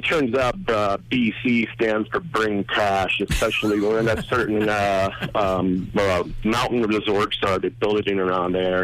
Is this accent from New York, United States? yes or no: no; Pittsburgh and Philadelphia, Pennsylvania, United States; moved away as an adult; also born or lived in British Columbia / Colorado; I'm from Pittsburgh and Philadelphia originally